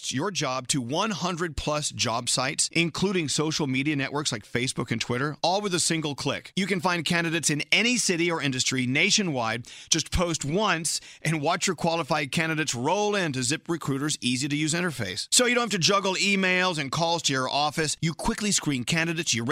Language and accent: English; the South, United States; I'm being from the South